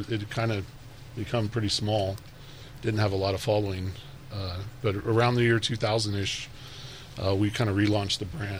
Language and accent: English; El Paso, Texas, United States; I was born in El Paso, but we ended up meeting in Houston.